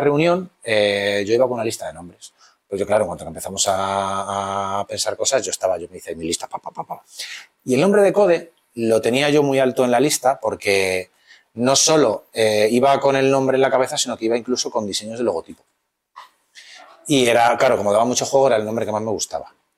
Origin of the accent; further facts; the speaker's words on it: Madrid, Community of Madrid, Spain; los dos somos de Villaverde y habíamos ido al mismo instituto